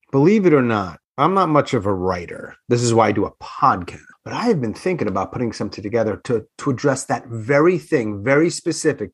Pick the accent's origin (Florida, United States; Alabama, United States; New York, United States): New York, United States; Long Island; moved away; also born or lived in Queens / Manhattan; I grew up on Long Island